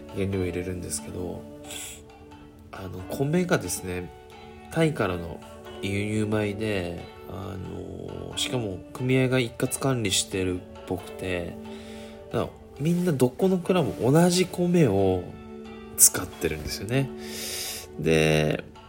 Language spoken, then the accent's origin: Japanese; Kagoshima, Japan; 僕は鹿児島生まれなので鹿児島の人間